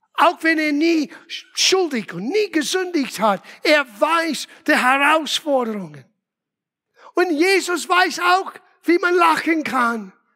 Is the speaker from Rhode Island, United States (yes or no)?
yes; Rhode Island, United States; first language English; German is a second language; moved away as an adult; also born or lived in Los Angeles; now in Germany; von Los Angeles nach Rhode Island, meiner Heimat, wieder umgezogen.